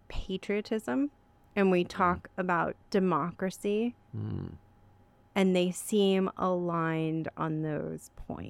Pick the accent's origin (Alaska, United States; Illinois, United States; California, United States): California, United States; It's funny as a Californian, because we're very much about making our own stories and creating narratives